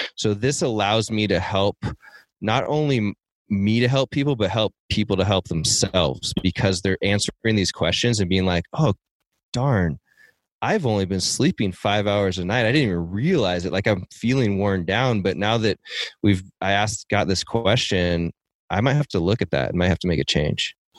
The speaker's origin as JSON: {"language": "English", "town": "Seattle", "region": "Washington", "country": "United States", "tie": "born or raised there", "moved": "yes", "said": "I grew up in Seattle"}